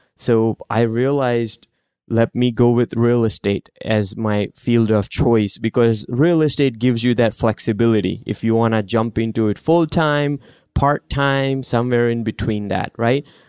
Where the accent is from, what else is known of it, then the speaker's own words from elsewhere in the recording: India; moved away; I grew up in India